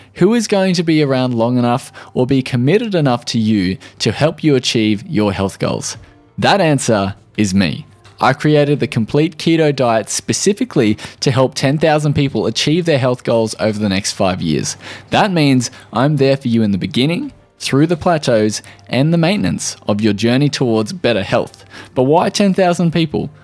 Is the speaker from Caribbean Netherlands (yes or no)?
no; Australia